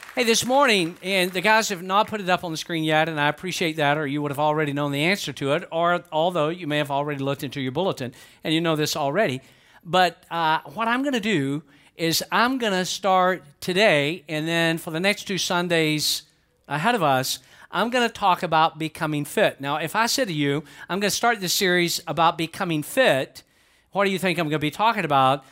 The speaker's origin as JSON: {"language": "English", "region": "Georgia", "country": "United States", "said": "I'm from Georgia"}